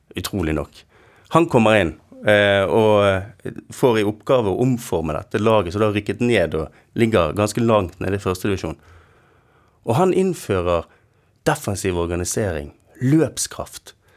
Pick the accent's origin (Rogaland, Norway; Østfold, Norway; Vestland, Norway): Vestland, Norway; Bergen; en stolthet og en sånn glede over å tilhøre dette eh, denne sketsjen vi kaller Bergen